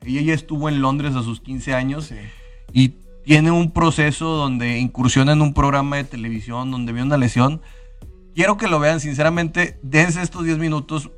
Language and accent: Spanish; Mexico; para nosotros como mexicanos siempre hay estas narrativas